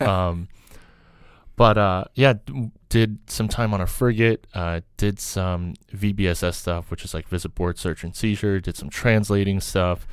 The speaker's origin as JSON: {"language": "English", "town": "New York City", "region": "New York", "country": "United States", "tie": "born or raised there", "also_born_or_lived": "Kazakhstan / Soviet Union", "said": "Grew up in New York, you know, grew up in New York City"}